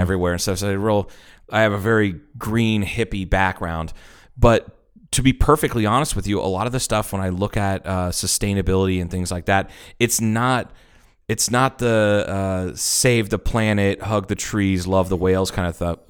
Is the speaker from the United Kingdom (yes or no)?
no; Troy, Ohio, United States; moved away; growing up in Troy, Ohio